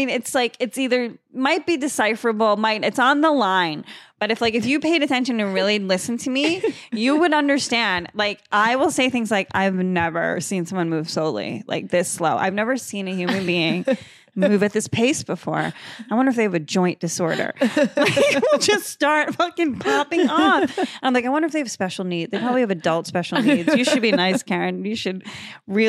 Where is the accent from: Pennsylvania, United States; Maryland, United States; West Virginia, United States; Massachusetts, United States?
Massachusetts, United States; born or raised there; moved away as an adult; now in New York, United States